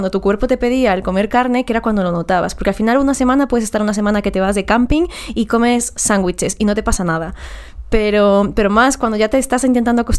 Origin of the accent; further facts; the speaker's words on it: Galicia, Spain; yo siempre he dicho que soy una falsa gallega